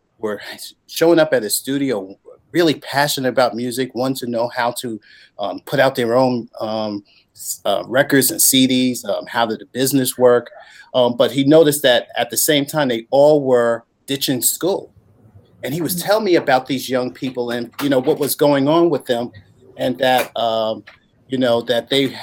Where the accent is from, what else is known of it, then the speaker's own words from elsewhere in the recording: New York City, New York, United States; I grew up in New York City, and I was a product of New York City public school system